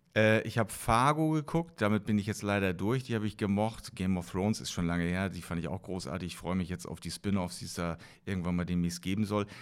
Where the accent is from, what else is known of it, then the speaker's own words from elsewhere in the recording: East Germany, Germany; ich bin ja äh, noch in der DDR aufgewachsen